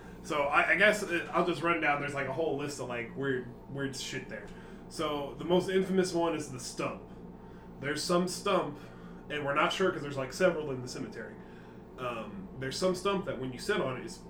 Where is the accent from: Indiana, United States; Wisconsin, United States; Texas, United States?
Indiana, United States; moved away; I'm from Indiana.